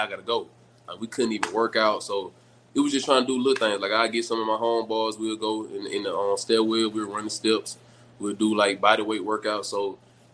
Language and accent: English; Citronelle, Alabama, United States; also born or lived in Mobile, Alabama; So I'm from a country town. I'm from Chuntool, Alabama.